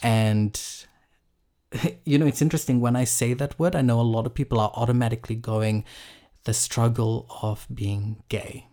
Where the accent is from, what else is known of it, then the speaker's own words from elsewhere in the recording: Fiji; I grew up in Fiji